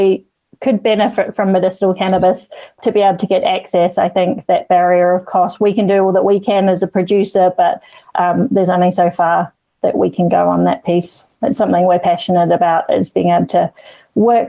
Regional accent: Queenstown, Otago, New Zealand; moved away; I'm from Queenstown originally

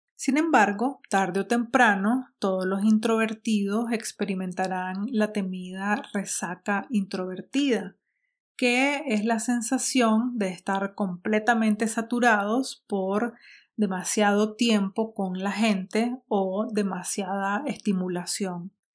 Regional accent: Nicaragua; Nicaragua porque es la sociedad donde vivo, donde crecí

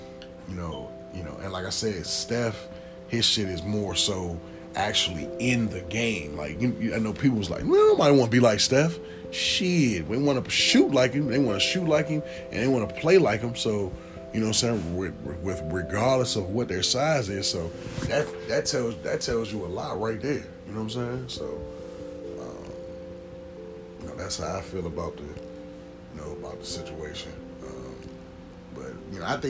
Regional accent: United States

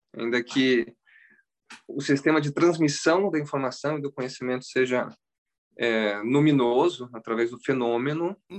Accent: Campinas, São Paulo, Brazil; moved away as an adult; also born or lived in Córdoba, Argentina; now in California, United States; Eu nasci no Brasil mesmo, em Campinas

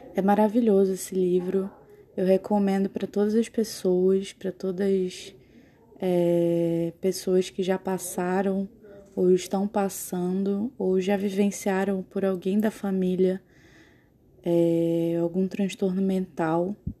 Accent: Manaus, Amazonas, Brazil; moved away as an adult; now in Boa Vista, Brazil; eu sou de Manaus, eu nasci em Manaus, mas eu moro em Boa Vista, em Roraima, porque eu faço faculdade lá. Eu já moro há quatro anos em Roraima

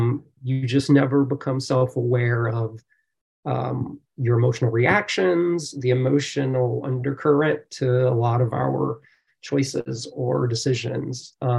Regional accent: the South, United States; growing up in the South, it's, you know, it's a real racial belief.

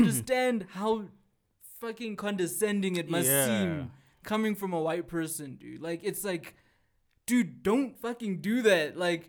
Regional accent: South Africa; Okay, of course, I don't speak like a normal South African, right?

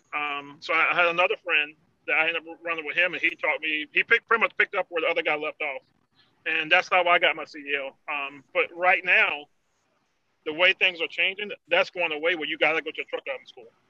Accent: Emporia, Virginia, United States; I'm from Emporia

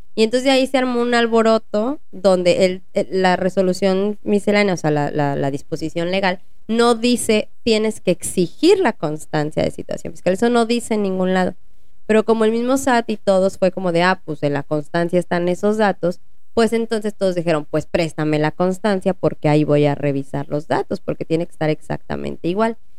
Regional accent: Mexico; como buenos mexicanos

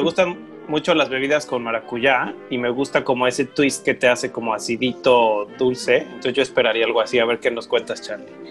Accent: Mexico; como en México le llamamos Aventuras en Pañales

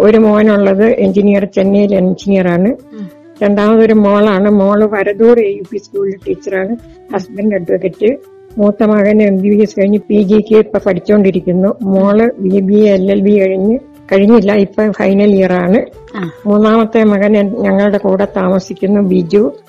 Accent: Pampady, Kerala, India; moved away as an adult; now in Wayanad, India; എന്റെ സ്വദേശം കോട്ടയം പാമ്പാടിയാണ് പിന്നെ വയനാട്ടിലേക്ക് സെറ്റിൽ ആയതാണ്

